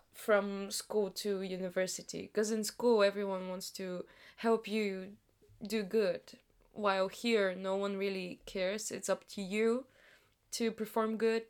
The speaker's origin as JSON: {"language": "English", "town": "Sofia", "region": "Sofia City", "country": "Bulgaria", "tie": "born or raised there", "second_language": "English", "moved": "as an adult", "lives_now": "United Kingdom", "said": "the universities of sofia my hometown"}